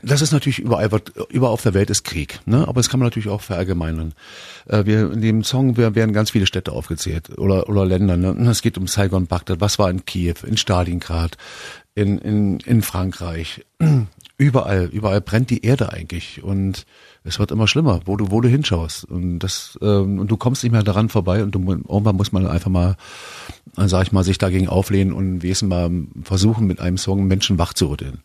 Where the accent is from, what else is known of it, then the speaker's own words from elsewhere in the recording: East Germany, Germany; Ich komme aus dem Osten.